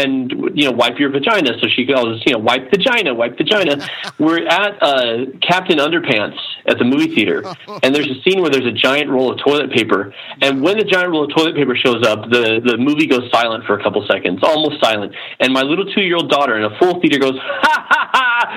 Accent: Arizona, United States; now in Utah, United States; I operate out of Utah. I'm from Arizona

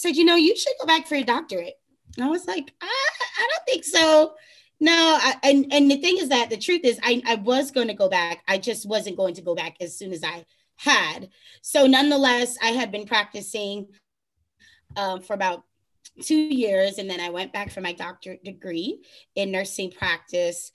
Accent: New York, United States; moved away as an adult; now in Florida, United States; I'm originally born and raised in New York, then went on, you know, got my bachelor's to move down to sunny Florida.

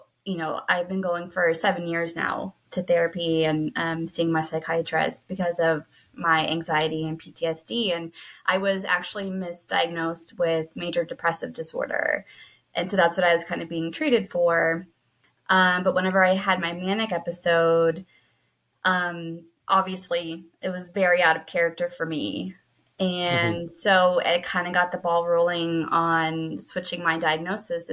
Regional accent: Pennsylvania, United States; I'm from Pennsylvania in the U.S.

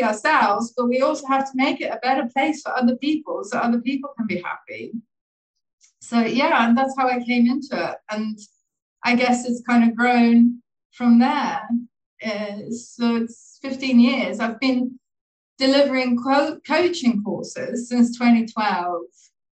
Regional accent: Sweden; moved away as an adult; also born or lived in Dublin, Ireland / Laos / Thailand; I was born in Dublin and I grew up in Sweden.

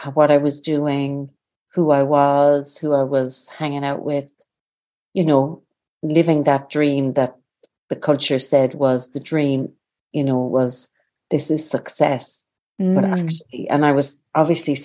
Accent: Aclare, Connacht, Ireland; now in Dublin, Ireland; I'm originally from Sligo, northwest of Ireland. From a little town, village, not town, called Aclare at the foot of the Ox Mountains

